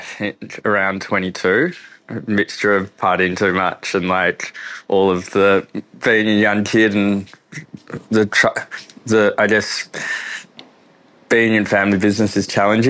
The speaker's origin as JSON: {"language": "English", "town": "Melbourne", "region": "Victoria", "country": "Australia", "tie": "born or raised there", "said": "Yeah, so I grew up in the eastern suburbs of Melbourne. So I think when I was Callista, Croydon, Mitcham, growing up, we just grew up in, I guess, Melbourne suburbia"}